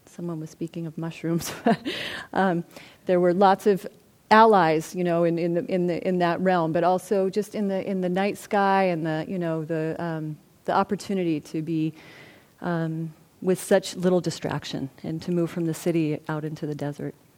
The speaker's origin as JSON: {"language": "English", "town": "Santa Barbara", "region": "California", "country": "United States", "tie": "born or raised there", "also_born_or_lived": "Los Angeles, United States", "said": "I'm from Santa Barbara, and I'm a white, you know, woman, and I actually grew up in a relatively comfortable um, way in Santa Barbara"}